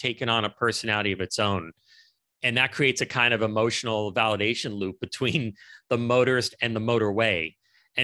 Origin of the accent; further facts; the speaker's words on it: Los Angeles, California, United States; growing up in Los Angeles